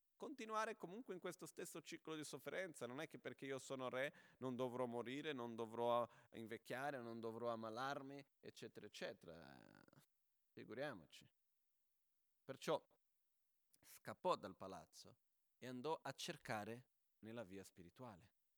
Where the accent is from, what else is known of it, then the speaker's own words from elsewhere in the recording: Brazil; now in Italy; sono brasiliano